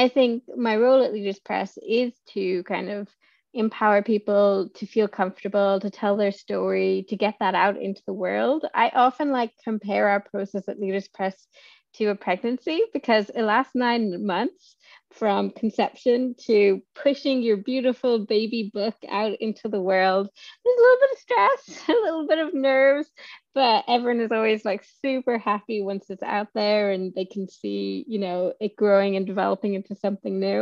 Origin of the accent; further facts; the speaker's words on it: Ireland; moved away as an adult; also born or lived in Edinburgh; I grew up on a farm in the middle of nowhere in Ireland, but being Irish